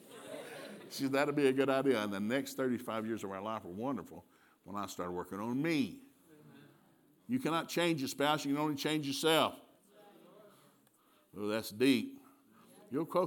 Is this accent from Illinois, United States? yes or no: no; Turtletown, Tennessee, United States; moved away as an adult; also born or lived in Sikeston, Missouri; I grew up in East Tennessee, and I grew up in Turtletown, Tennessee